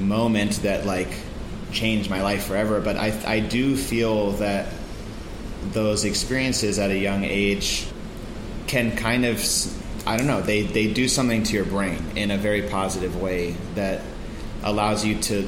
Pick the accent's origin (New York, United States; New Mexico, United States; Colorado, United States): New Mexico, United States; Santa Fe; I grew up in Santa Fe, New Mexico